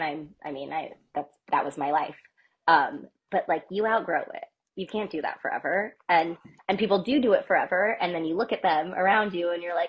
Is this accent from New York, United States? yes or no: no; New Jersey, United States; also born or lived in San Francisco / Maui / Washington / Seattle; now in Kenosha, United States; So I was born in San Francisco, but my parents separated when I was young, and my dad was from New Jersey. So when they separated officially, we moved to New Jersey.